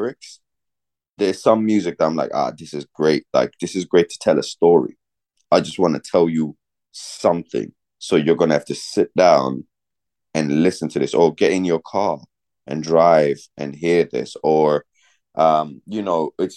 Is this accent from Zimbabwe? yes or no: yes; Zimbabwe; now in Ireland; So I was born in Zimbabwe. I was raised on Kwaito